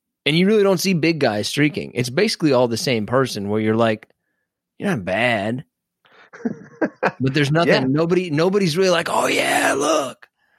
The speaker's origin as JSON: {"language": "English", "town": "Detroit", "region": "Michigan", "country": "United States", "said": "I'm from Detroit, and if there's two things I know about Detroit, it's … and white boy Rick."}